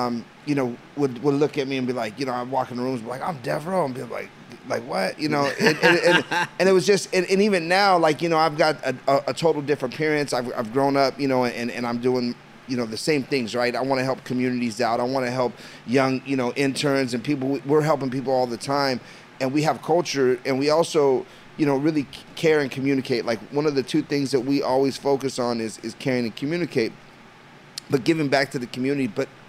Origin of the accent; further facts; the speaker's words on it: Los Angeles, California, United States; I'm from Los Angeles